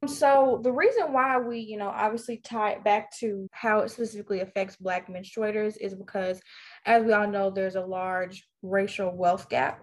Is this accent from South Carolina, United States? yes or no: no; Vicksburg, Mississippi, United States; a junior at Warren Central High School in Vicksburg, Mississippi, my hometown.